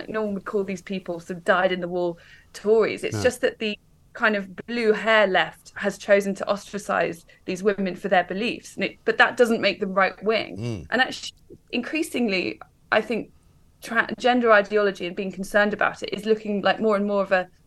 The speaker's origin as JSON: {"language": "English", "area": "Warwickshire", "region": "West Midlands", "country": "United Kingdom", "tie": "born or raised there", "moved": "yes", "lives_now": "London, United Kingdom", "said": "I'm from Warwickshire. I grew up in the countryside. I didn't move to London"}